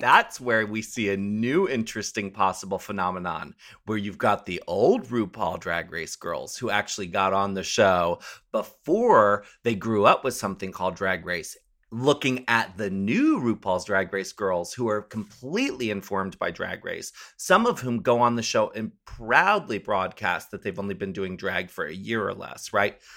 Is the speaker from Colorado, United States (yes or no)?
no; Maryland, United States; I grew up in Maryland